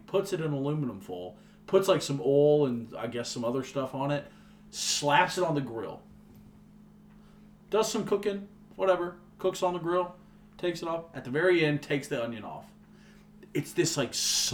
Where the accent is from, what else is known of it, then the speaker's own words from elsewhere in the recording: Nashville, Tennessee, United States; We grew up in Hermitage